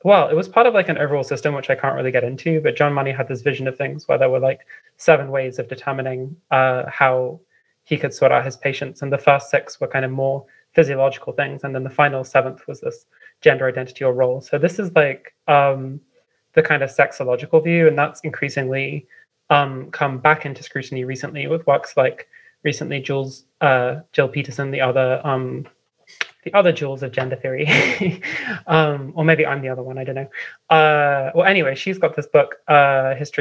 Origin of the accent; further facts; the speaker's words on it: London, United Kingdom; moved away as an adult; now in Vienna, Austria; I'm from London